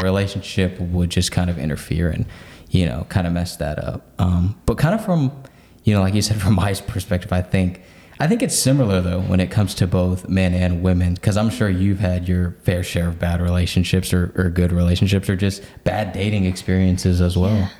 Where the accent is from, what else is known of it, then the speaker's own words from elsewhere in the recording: Oklahoma City, Oklahoma, United States; I was born and raised in Oklahoma City